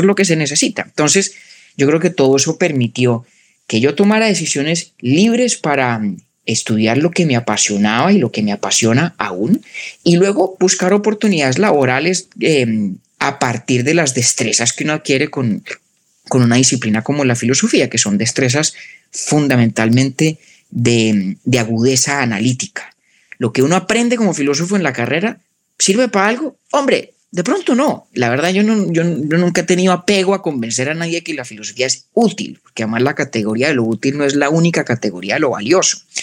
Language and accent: Spanish; Bogotá, Colombia; moved away as an adult; now in United States; nací en Bogotá, crecí allá